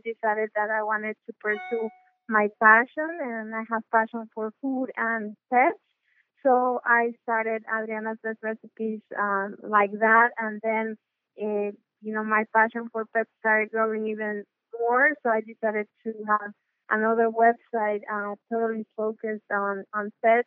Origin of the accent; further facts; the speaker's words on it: Mexico; I am from Mexico.